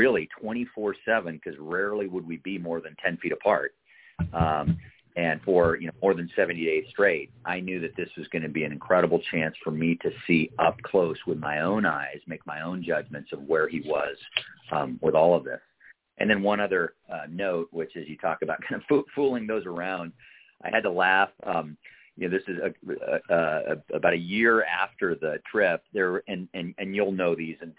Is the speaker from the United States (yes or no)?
yes; Eugene, Oregon, United States; I grew up in Eugene, Oregon